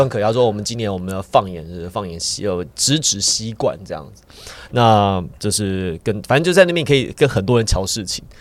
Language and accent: Chinese; Taiwan; 我们来自台湾